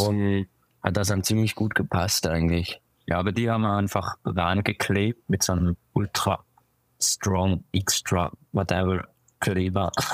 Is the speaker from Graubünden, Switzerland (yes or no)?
no; Winterthur, Zurich, Switzerland; also born or lived in Basel; ich bin in Zürich geboren und aber aufgewachsen in Winterthur